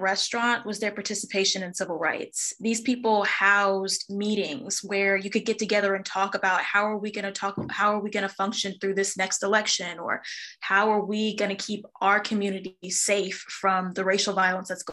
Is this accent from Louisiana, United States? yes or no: yes; Baton Rouge, Louisiana, United States; I'm from Baton Rouge